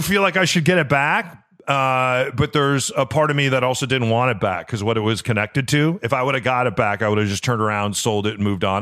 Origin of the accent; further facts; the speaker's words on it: Chicago, Illinois, United States; moved away; where I grew up in Chicago